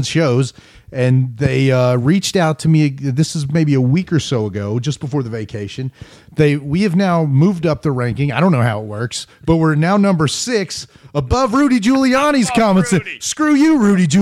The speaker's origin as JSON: {"language": "English", "region": "California", "country": "United States", "said": "I'm from California"}